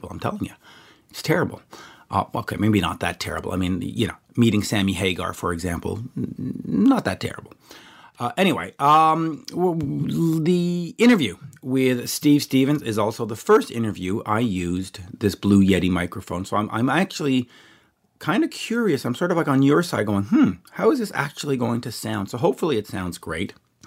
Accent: Canada; as a Canadian

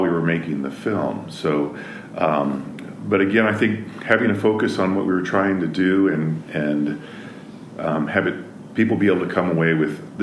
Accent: Eastern Washington, United States; I grew up in Eastern Washington

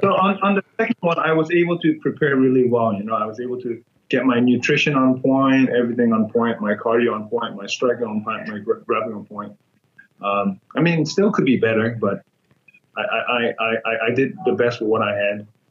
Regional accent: Myanmar; moved away; the world in Myanmar is very different. Um, I was born in like a village, you know, people live in huts.

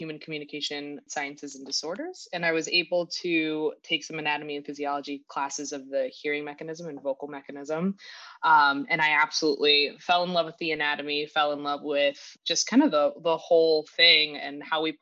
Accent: Oak Park, Illinois, United States; I grew up in the Oak Park area, so not far from Loyola.

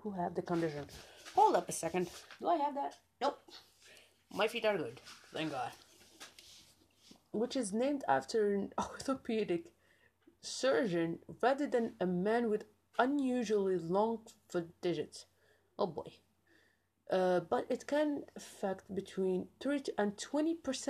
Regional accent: Algeria; I'm from Algeria

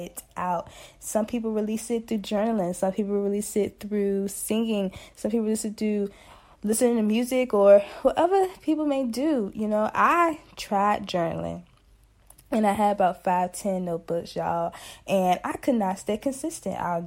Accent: Emporia, Virginia, United States; I'm from Emporia, Virginia, representing that 434 countryside

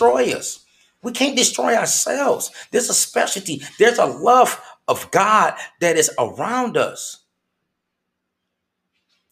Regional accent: Flint, Michigan, United States; moved away; my home state of Flint, Michigan

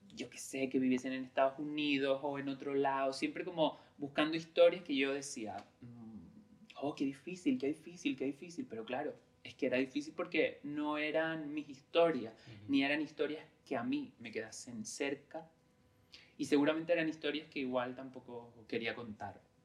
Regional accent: San Bartolomé, Canary Islands, Spain; moved away as an adult; also born or lived in Tenerife / Madrid; Yo crecí en, un, en San Bartolomé, que es un pueblo de Lanzarote

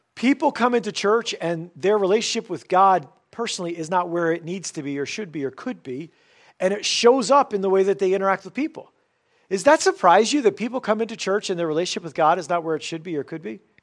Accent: United States; for us as the American church

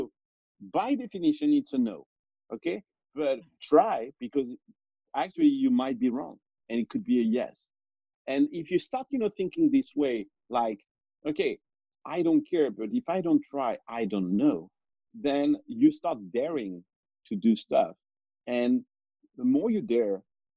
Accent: France; moved away as an adult; now in United States; I was born in France, but I was never French. I mean, I'm French

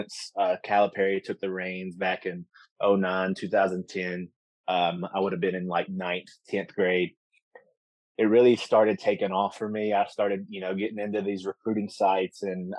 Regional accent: Campbellsville, Kentucky, United States; I'm from Campbellsville, so from Taylor County. I went to Campbellsville High School

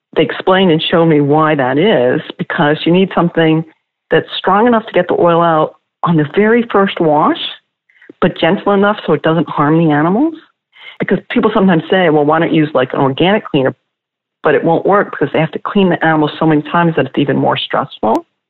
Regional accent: outside of Boston, Massachusetts, United States; I grew up outside of Boston

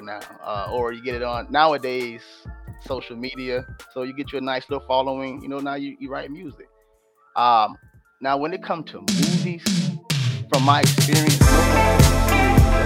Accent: Sarasota, Florida, United States; I'm from Sarasota, Florida

